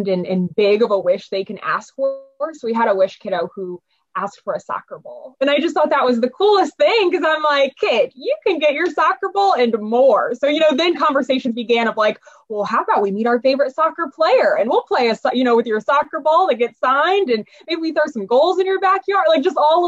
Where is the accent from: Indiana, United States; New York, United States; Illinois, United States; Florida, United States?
Indiana, United States; Indianapolis; moved away as an adult; now in Bloomington, United States; So I am actually from Indianapolis, born and raised in Indianapolis, Eagle Creek area, northwest side.